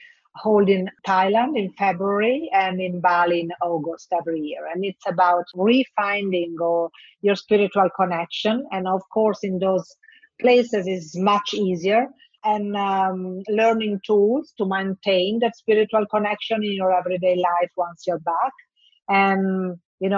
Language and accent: English; Bologna, Emilia-Romagna, Italy; English is a second language; also born or lived in Milan; I'm from Italy, but my hometown is Bologna.